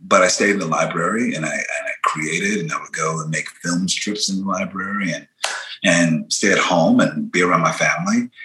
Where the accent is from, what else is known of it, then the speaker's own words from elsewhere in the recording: Philadelphia, Pennsylvania, United States; I grew up in Philly, West Philly, born and raised